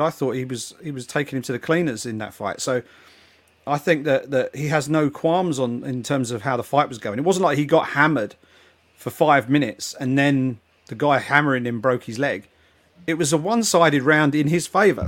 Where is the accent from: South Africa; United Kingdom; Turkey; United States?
United Kingdom; England; being an English football fan.